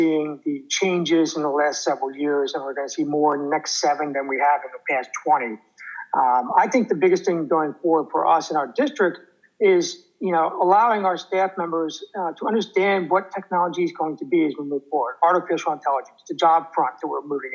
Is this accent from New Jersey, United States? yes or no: yes; New Jersey, United States; I'm from New Jersey